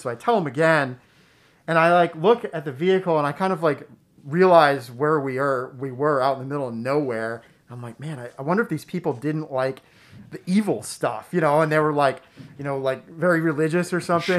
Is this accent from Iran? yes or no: no; South Paris, Maine, United States; I grew up in Oxford Hills, South Paris area